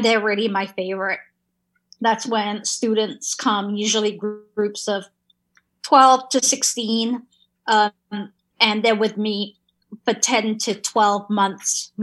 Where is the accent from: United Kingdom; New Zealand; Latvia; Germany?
United Kingdom; England; moved away; I grew up in England